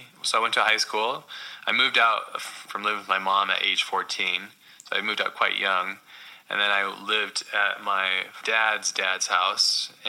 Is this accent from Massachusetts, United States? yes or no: no; Hawaii, United States; I grew up mostly in Hawaii, but all over the States.